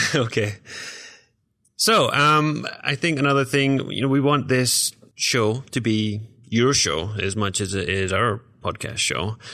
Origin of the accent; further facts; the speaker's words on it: Glasgow, Scotland, United Kingdom; moved away as an adult; now in Iowa, United States; I am originally from Glasgow, Scotland